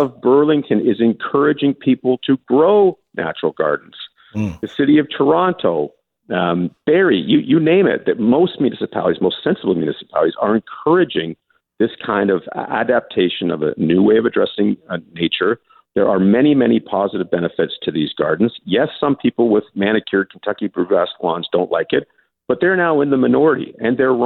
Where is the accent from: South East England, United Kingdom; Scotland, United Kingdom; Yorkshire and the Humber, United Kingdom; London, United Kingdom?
Scotland, United Kingdom; I'm Scottish.